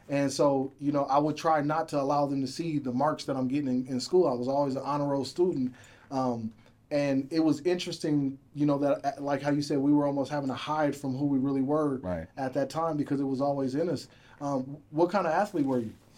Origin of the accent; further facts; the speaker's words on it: Aurora, Colorado, United States; I'm from North Aurora